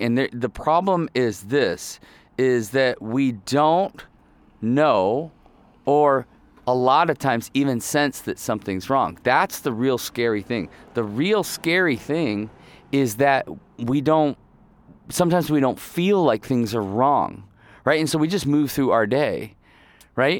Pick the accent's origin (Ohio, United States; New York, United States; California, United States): Ohio, United States; also born or lived in Kalamazoo, Michigan / northern Michigan; I was born in Kalamazoo, Michigan, which is more southern, um, and then I grew up in Ohio, basically. But we were always in Michigan